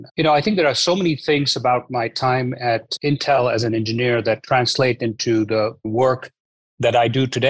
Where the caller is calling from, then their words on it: San Francisco, California, United States; Hi, Ross. I'm here in our offices in San Francisco.